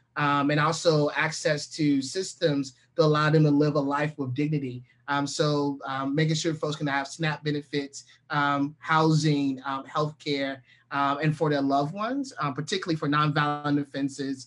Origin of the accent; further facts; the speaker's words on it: Green Level, North Carolina, United States; moved away as an adult; now in East Point, United States; I'm a Southerner by birth and by choice. I'm born and raised in a very huge town, a Green Level, North Carolina